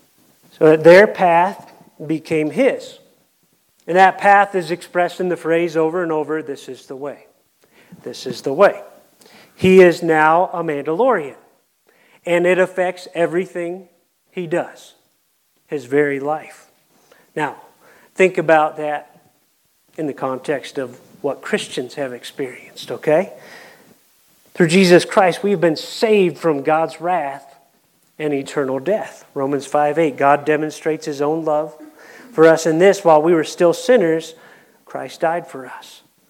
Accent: Ohio, United States; accent: Kentucky; I'm from Ohio

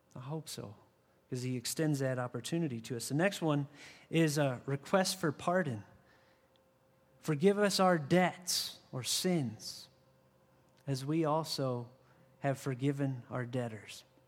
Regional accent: 60 miles from Chardon, Ohio, United States; now in Arizona, United States; 60 miles from where I grew up in Chardon, Ohio.

